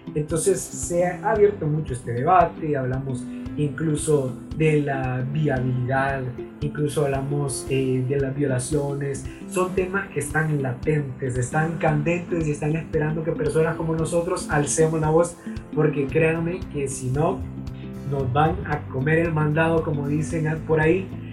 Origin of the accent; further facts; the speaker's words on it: Honduras; somos hondureños, conocemos las interioridades de nuestro país